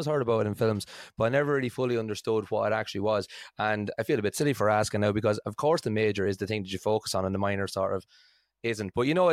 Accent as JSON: {"language": "English", "country": "Ireland", "lives_now": "United Kingdom", "said": "same here. I'm from Ireland, and the UK system of schooling is totally, totally different from the way it is in Ireland."}